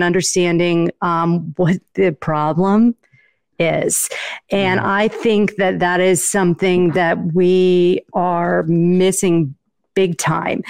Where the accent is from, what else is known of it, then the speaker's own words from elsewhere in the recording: Northeast, United States; I'm from the Northeast